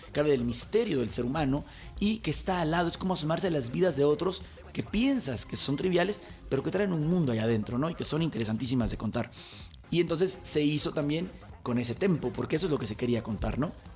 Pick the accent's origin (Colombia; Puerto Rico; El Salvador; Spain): El Salvador; now in Mexico; yo soy nacido en El Salvador